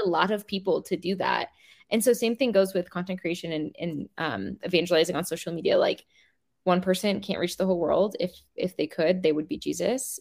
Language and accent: English; Seattle, Washington, United States; I grew up in the Seattle area